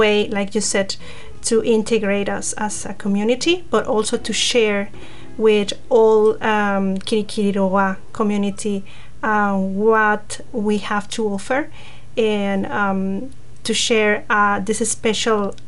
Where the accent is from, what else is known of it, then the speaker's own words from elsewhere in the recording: Yucatán Peninsula, Mexico; moved away as an adult; now in Hamilton, New Zealand; I'm Mexican. I'm from Yucatan Peninsula. And I have been here in New Zealand since 2020